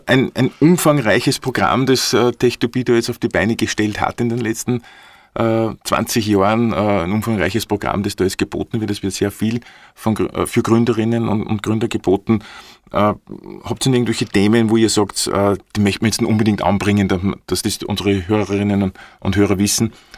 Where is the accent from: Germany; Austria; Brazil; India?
Austria; Upper Austria; Bei uns in Oberösterreich